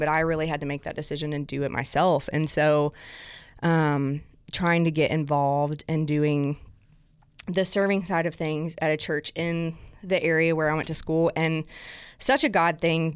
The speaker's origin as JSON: {"language": "English", "region": "South Alabama", "country": "United States", "tie": "born or raised there", "accent": "southern", "moved": "yes", "lives_now": "Nashville, United States", "said": "I'm originally from South Alabama, um, and like when I say South Alabama, my mom and dad live 30 minutes north of Gulf Shores"}